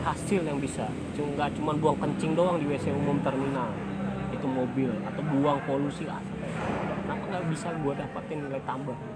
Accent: West Sumatra, Indonesia; born or raised there; now in Jakarta, Indonesia

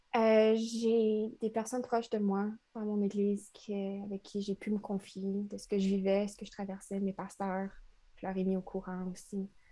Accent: Trois-Rivières, Quebec, Canada; moved away as an adult; now in Montreal, Canada; je viens de Trois-Rivières. C'est une ville entre Québec et Montréal, la deuxième plus ancienne ville du Québec

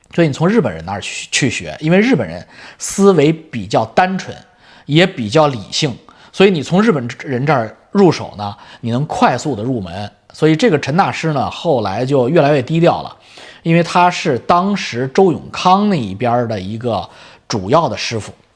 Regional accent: China; 我们中国人

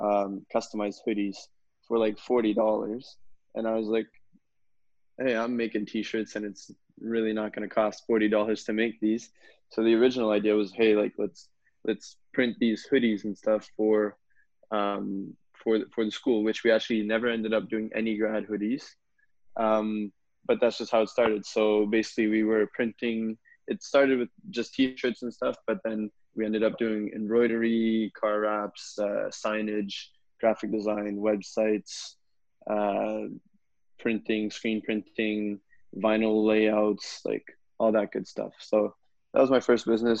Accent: Canada; also born or lived in Saint-Jérôme, Quebec; I was born in the Saint-Jérôme area in the year 2000. So if you do the math, that means I'm 20 years old. And I moved to the Gatineau, Ottawa area when I was about 7 or 8, I believe, and been living in the national capital region since then

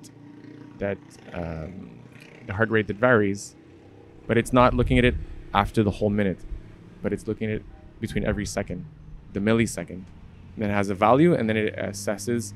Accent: Montreal, Quebec, Canada; I'm from Montreal

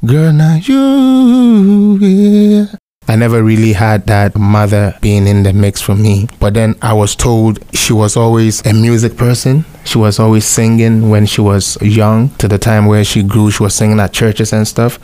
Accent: Ghana; moved away as an adult; now in Canada; talking about shift from Ghana to Canada, it's it's a big shift, but somewhat not because um, I kind of also had a little education back home

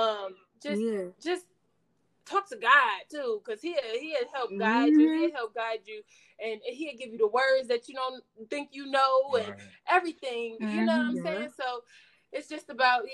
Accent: Cleveland, Ohio, United States; also born or lived in Los Angeles; We are from Cleveland. Cleveland is home

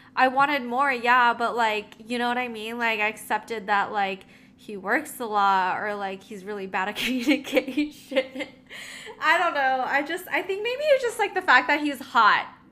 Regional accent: National City, California, United States; also born or lived in Philippines; I grew up in the Philippines and then I came to the States. Um, my grandma had to walk me to school. And I lived in Nasty City, aka National City, in San Diego

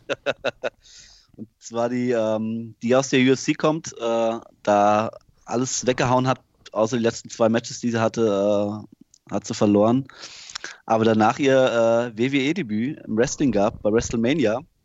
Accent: Germany; als Deutscher

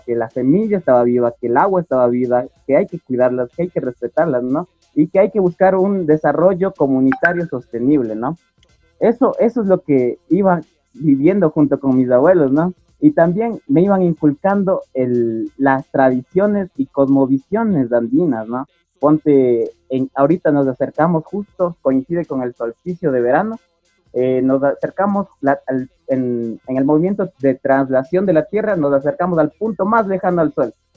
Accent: Cebadas, Chimborazo, Ecuador; me crié en Cebadas, una parroquia del cantón Guamote, en la provincia de Chimborazo

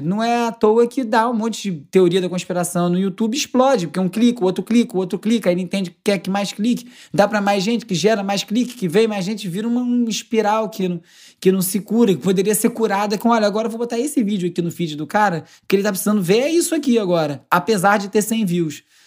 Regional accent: Carioca, Rio de Janeiro, Brazil; accent: carioca

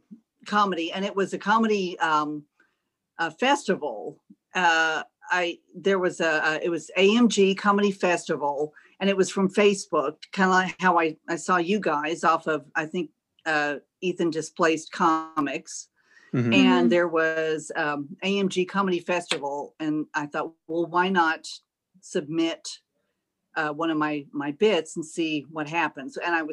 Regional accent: Austin, Texas, United States; now in Greenville, United States; Originally, I'm from Austin, Texas.

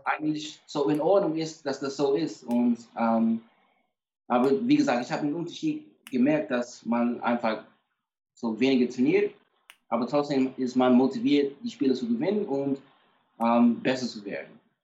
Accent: Atlanta, Georgia, United States; ich komme aus Atlanta, so ich bin automatisch so Fan von, äh, von den Atlanta Falcons

